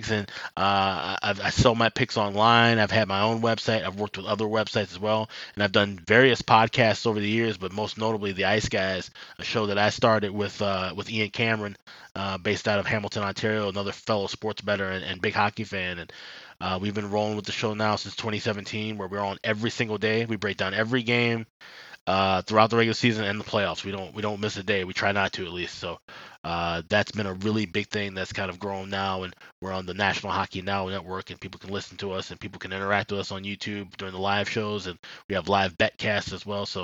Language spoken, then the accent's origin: English; Chicago, Illinois, United States; originally I was born on the south side of Chicago, grew up in the Chatham neighborhood